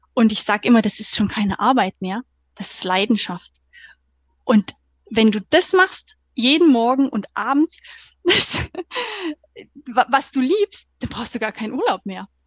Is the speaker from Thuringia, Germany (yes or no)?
yes; Thuringia, Germany; moved away as an adult; now in Stuttgart, Germany; eigentlich gebürtige Thüringerin, komme vom 180 Seelendorf und wohne seit 2015 jetzt hier in Baden-Württemberg